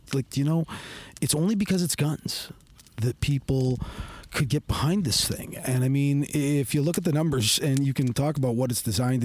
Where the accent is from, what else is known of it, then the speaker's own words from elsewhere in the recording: Canada; I've done quite a bit of service for my country, certainly for my hometown city